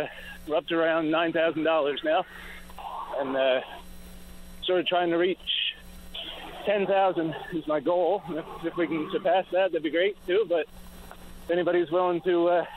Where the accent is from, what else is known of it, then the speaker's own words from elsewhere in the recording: Wabush, Newfoundland and Labrador, Canada; also born or lived in Port Blandford, Bonavista Bay; I grew up in Wabash, so that's kind of like home